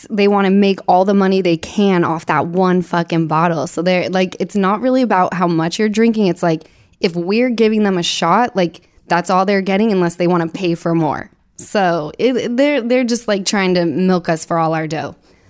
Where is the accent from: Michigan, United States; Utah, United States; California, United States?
Utah, United States; moved away; I grew up in Utah